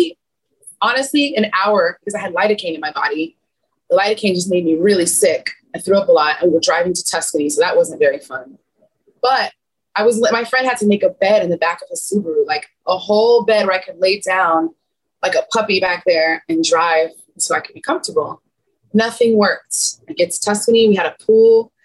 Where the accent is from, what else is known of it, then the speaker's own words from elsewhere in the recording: United States; I'm an American tourist